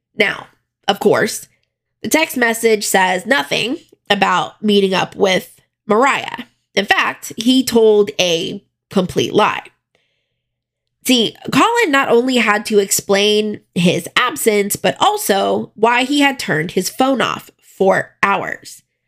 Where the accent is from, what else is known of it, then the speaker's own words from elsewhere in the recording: South Florida, United States; even though I grew up in South Florida